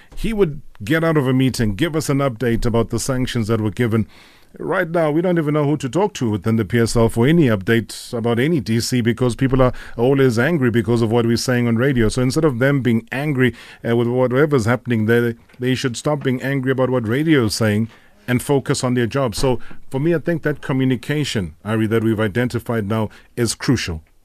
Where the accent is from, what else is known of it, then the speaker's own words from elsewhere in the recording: South Africa; us as South African football lovers